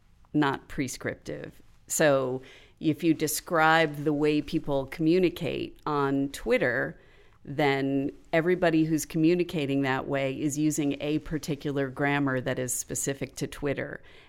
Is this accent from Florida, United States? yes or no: yes; Florida, United States; now in Akron, United States; I'm from Florida originally. and there was some weather culture shock for a couple of years.